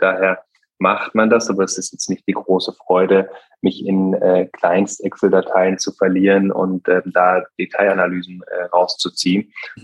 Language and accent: German; Bühl, Baden-Württemberg, Germany; moved away; also born or lived in North Rhine-Westphalia; Meine Heimat ist, äh, ist Bühl bei Baden-Baden äh, im Schwarzwald und ähm, da bin ich aufgewachsen